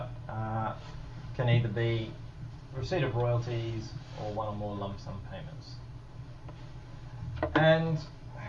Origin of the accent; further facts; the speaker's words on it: Australia; moved away; Australia, my home country